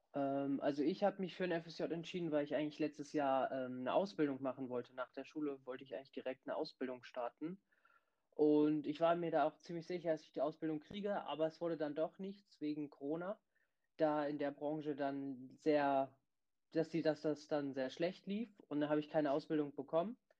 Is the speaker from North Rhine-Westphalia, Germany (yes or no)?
no; Bremen, Germany; Ich bin 17 Jahre alt und ich komme aus Bremen